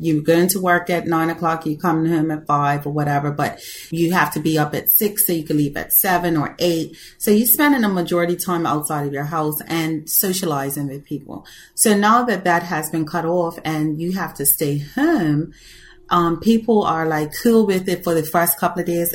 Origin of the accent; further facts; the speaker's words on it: Bermuda; I'm from Bermuda.